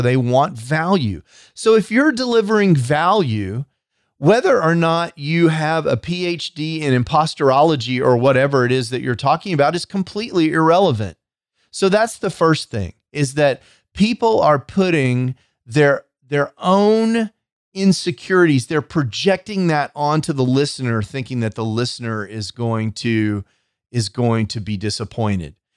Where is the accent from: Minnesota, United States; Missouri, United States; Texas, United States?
Texas, United States; I'm from Texas.